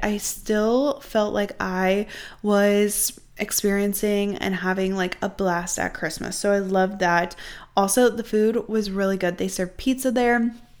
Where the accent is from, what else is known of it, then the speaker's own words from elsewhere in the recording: Midwest, United States; I'm really from the Midwest